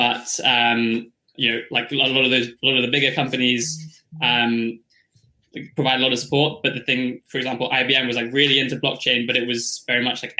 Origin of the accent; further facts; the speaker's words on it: United Kingdom; I'm from the UK